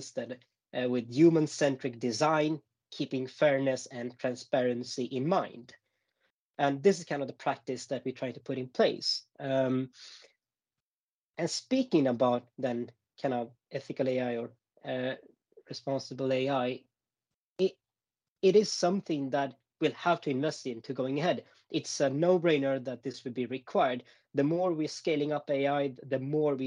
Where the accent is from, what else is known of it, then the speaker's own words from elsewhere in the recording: Gothenburg, Västra Götaland, Sweden; now in Stockholm, Sweden; born and raised in Gothenburg